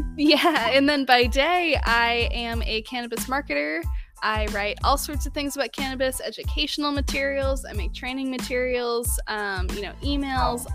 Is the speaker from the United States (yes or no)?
yes; Southern California, United States; growing up in Southern California